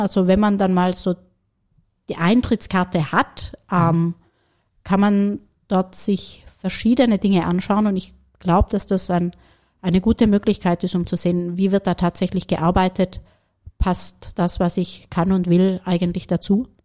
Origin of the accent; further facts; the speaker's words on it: Germany; moved away as an adult; also born or lived in Paris, France / Berlin, Germany; now in Vienna, Austria; ich als gebürtige Deutsche